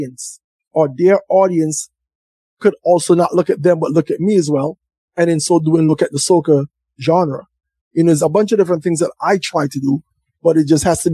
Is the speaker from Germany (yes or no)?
no; St. Vincent & Grenadines; I'm from St. Vincent